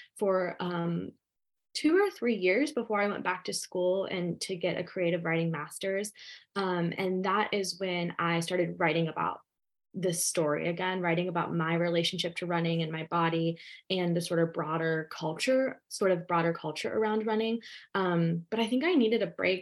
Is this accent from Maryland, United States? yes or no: no; Ohio, United States; also born or lived in West Virginia; I was born in West Virginia and raised in Ohio